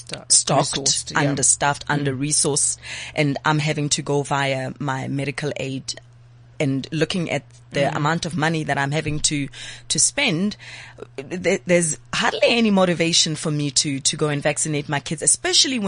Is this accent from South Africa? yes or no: yes; Johannesburg, Gauteng, South Africa; I'm from Pimville, and you know, there's a close clinic there